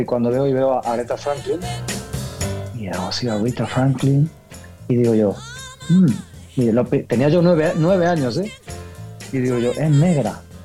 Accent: Ayamonte, Andalusia, Spain; yo soy andaluz, sí, Dayamonte

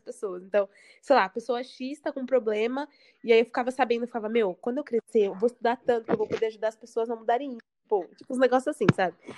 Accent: São Paulo, Brazil; now in Santos, Brazil; sou de São Paulo

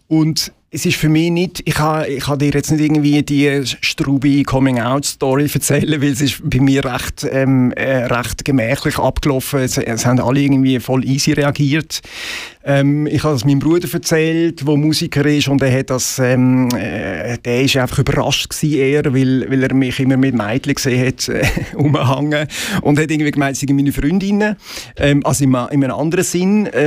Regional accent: Möhlin, Aargau, Switzerland; also born or lived in Basel; ich bin tatsächlich Basler, aber ich bin in Möllin aufgewachsen.

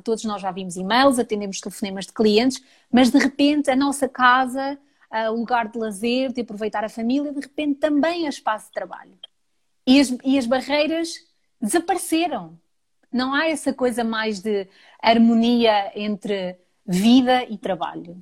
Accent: Portugal; now in London, United Kingdom; Sou portuguesa

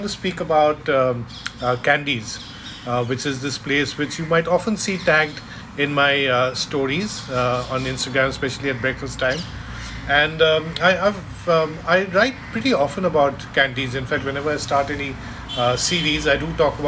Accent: Kolkata, West Bengal, India; moved away as an adult; now in Mumbai, India; when I was growing up in Calcutta, so it's more when I came here 20 years back

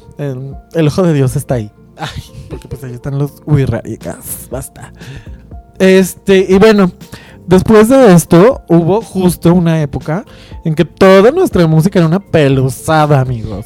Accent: Guadalajara, Jalisco, Mexico; yo que soy de Guadalajara

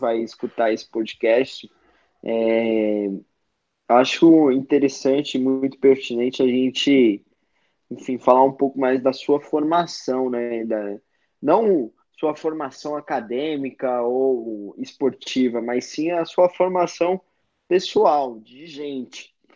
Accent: São Paulo, Brazil; que também é a minha quebrada

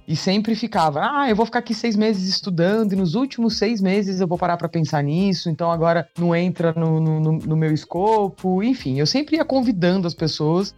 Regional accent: interior of São Paulo, Brazil; now in São Paulo, Brazil; Hoje moro em São Paulo, mas eu sou do interior, do interior de São Paulo

